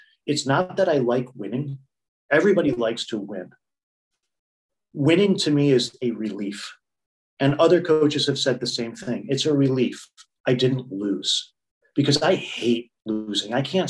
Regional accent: United States; The thing that I think I bring is I'm still American competitive, which I think is, and I want to say that in those terms, it's not just general competitiveness.

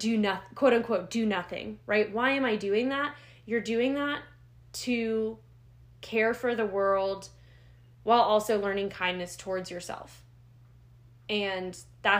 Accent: United States; I'm an American

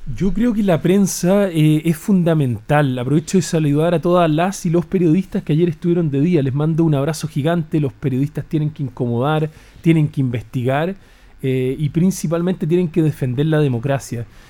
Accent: Chile; como chileno común y corriente

